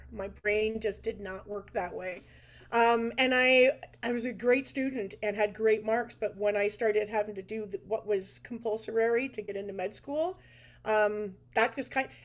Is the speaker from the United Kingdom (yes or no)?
yes; Liverpool, North West England, United Kingdom; we're from Liverpool, so yes. Hey, uh, grew up on the … and uh, … and and … and a lot of country music.